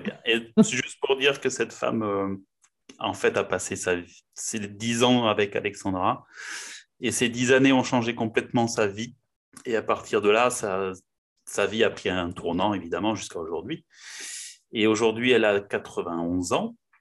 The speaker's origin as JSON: {"language": "French", "town": "Pau", "region": "Nouvelle-Aquitaine", "country": "France", "tie": "born or raised there", "said": "je suis né à Pau, donc dans le sud-ouest de la France, et je vis encore à Pau."}